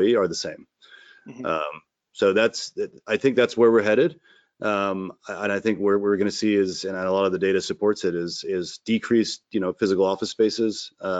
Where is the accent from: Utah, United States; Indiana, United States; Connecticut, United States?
Connecticut, United States; moved away as an adult; also born or lived in Boston / Dorchester; now in Vermont, United States; I'm from Connecticut originally, and then I went to school in Boston and was there until this year. So sort of 20 years in Connecticut, 20 years in Boston